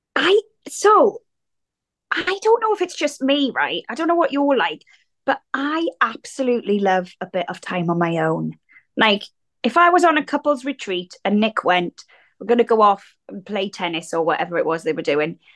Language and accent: English; Wales, United Kingdom; accent: regional accent; moved away as an adult; growing up in Wales as a teenager